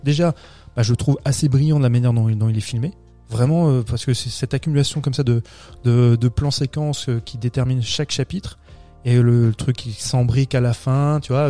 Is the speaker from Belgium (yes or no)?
no; France; chez nous en France